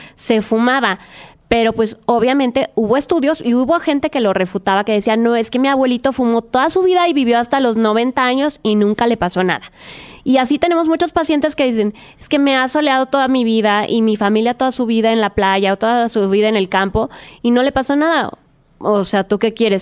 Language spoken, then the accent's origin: Spanish; Mérida, Yucatán, Mexico; soy de Mérida, Yucatán